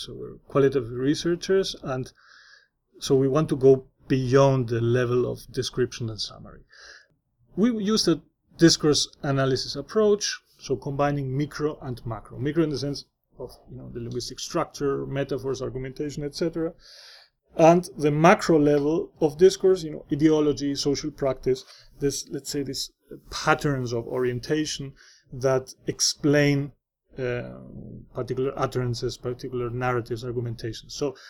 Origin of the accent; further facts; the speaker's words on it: Spain; accent: neutral Spanish; English is a second language; My background is an immigrant background in Spain, and this will be identified. My accent is very neutral in Spanish. It is Spanish accent, but it's neutral. It cannot be identified from a particular region.